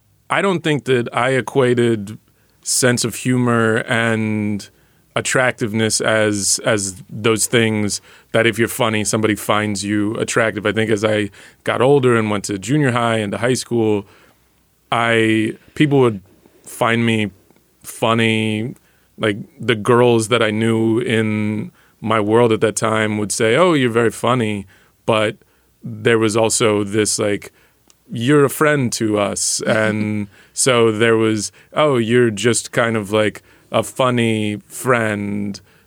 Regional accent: Dallas, Texas, United States; I grew up in Dallas, and so there's a Dallas Jack and Jill chapter

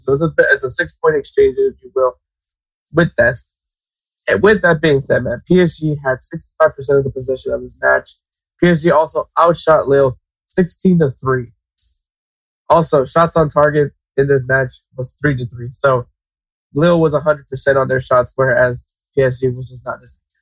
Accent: United States; as an American, as a USA fan

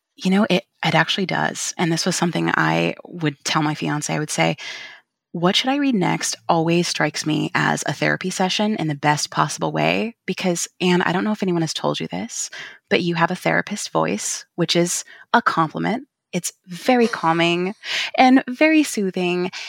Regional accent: California, United States; also born or lived in Portland / Texas; now in Vancouver, Washington, United States; I'm originally from California

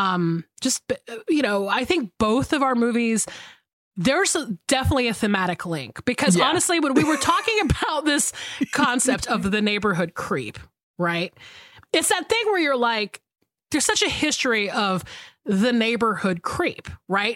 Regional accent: north of Atlanta, Georgia, United States; when we were growing up in Georgia, like we lived in a very white part of town. Like we lived in a white suburb north of Atlanta

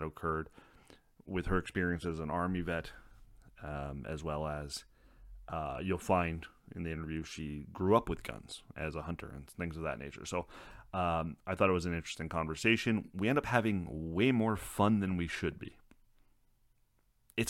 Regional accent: Canada; I'm Canadian.

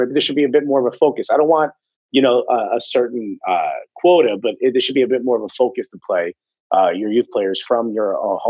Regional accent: United States; as an American, as a fan of the American national team

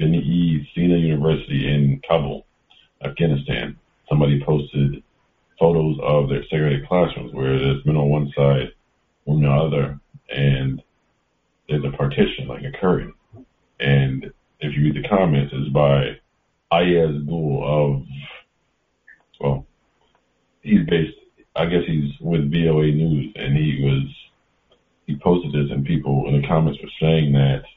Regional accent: Connecticut, United States; growing up in the Northeast

